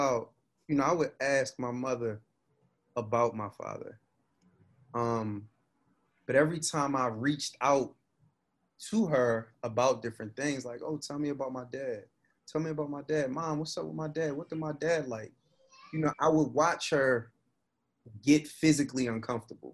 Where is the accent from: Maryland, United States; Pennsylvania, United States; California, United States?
Maryland, United States; Baltimore; My family and all of them, they from West Baltimore. I was born in Mount Sinai Hospital